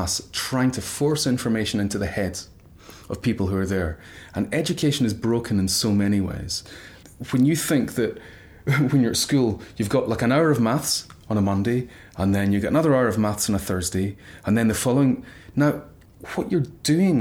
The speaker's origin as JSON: {"language": "English", "town": "Glasgow", "region": "Scotland", "country": "United Kingdom", "tie": "born or raised there", "moved": "yes", "said": "I was brought up in a very middle-class family in Glasgow"}